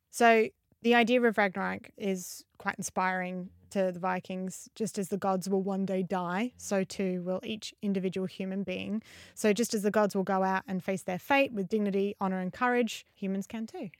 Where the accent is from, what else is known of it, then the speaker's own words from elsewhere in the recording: Adelaide, South Australia, Australia; I'm from Adelaide in Australia.